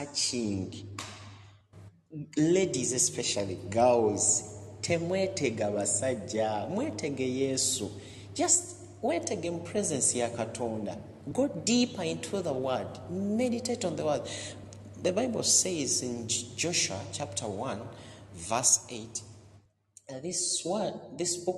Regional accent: Uganda; moved away as an adult; now in Doha, Qatar; a man born in Uganda

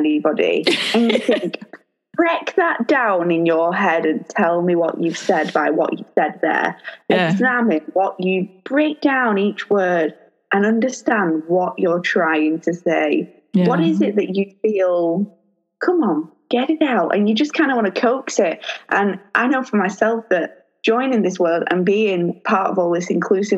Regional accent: Lancashire, North West England, United Kingdom; I'm about 40 minutes away from Liverpool, but I'm from Lancashire.

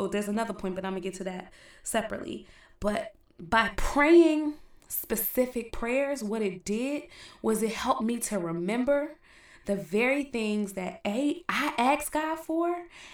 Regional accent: East Orange, New Jersey, United States; I'm from East Orange

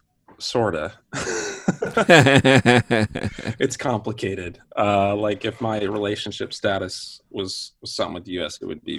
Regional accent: Michigan, United States; moved away as an adult; also born or lived in Seattle; now in Ottawa, Canada; I'm a Michigander from Michigan. Okay. Yeah, I loved living in Michigan. Lived in Michigan until I was about 20

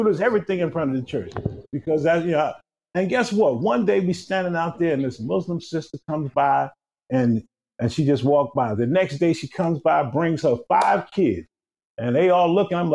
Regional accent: New York City, New York, United States; growing up in East New York, Brooklyn, back in the 60s, 70s

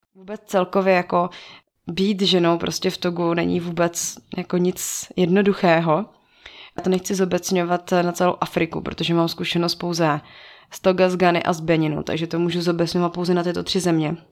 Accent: Czechia; u nás v Čechách

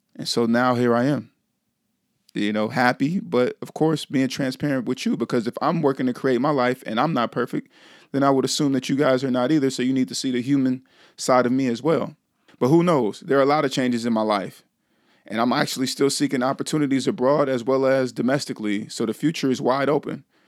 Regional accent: Vallejo, California, United States; my hometown of Vallejo

